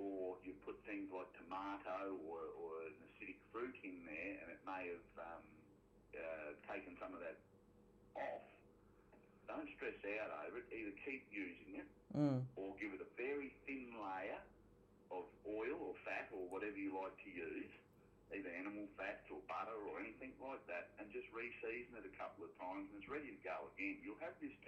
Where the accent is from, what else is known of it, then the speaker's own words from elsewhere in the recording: Miles, Queensland, Australia; I ended back up down in my hometown of Miles in southwest Queensland, lovely little spot